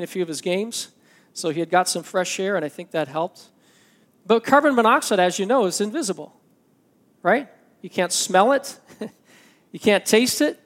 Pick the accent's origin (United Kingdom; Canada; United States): Canada; I'm Canadian